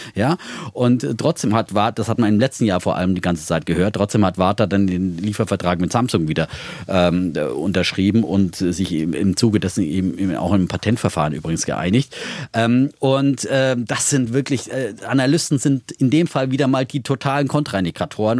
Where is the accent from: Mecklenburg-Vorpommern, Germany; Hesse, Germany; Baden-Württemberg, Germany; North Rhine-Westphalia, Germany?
Baden-Württemberg, Germany; Hohenlohe Franconia; meiner fränkischen Heimat, ja, aus dem hoheloischen äh, Frankenland, ähm, das zu Baden-Württemberg